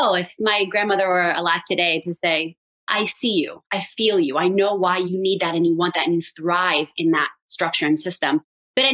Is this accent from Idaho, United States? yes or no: no; Philadelphia, Pennsylvania, United States; also born or lived in Israel; As you mentioned, I was born in Israel and to a really strong Moroccan mom who was raised religiously and was like the rebel and decided, oh, that's not for me. So when we moved to Philadelphia, I was raised without a lot of religious practice, but a lot of connection to Hashem.